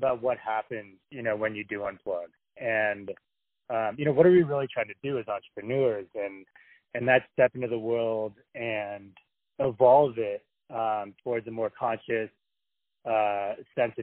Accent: San Francisco, California, United States; moved away as an adult; also born or lived in Santa Barbara, California; now in New Mexico, United States; So I live in New Mexico now, but I'm from San Francisco. So I was kind of born into that world

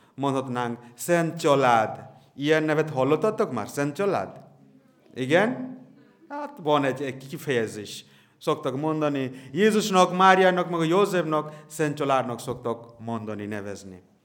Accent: near Kolkata, West Bengal, India; Hungarian is a second language; now in Hungary; szintén Indiából származom

